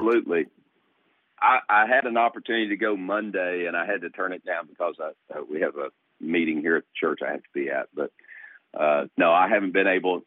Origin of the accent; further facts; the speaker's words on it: East Tennessee, United States; now in Virginia, United States; I was born in East Tennessee in the Smoky Mountains, and my dad and my grandfather were trout fishermen uh, in the Smokies